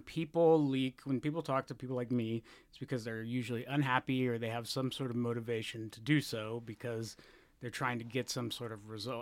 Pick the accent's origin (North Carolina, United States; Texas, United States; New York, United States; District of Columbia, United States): Texas, United States; moved away as an adult; also born or lived in Florida; now in San Francisco, United States; I was born in Florida, of all places, and then I grew up in Texas, and then I moved here in two thousand four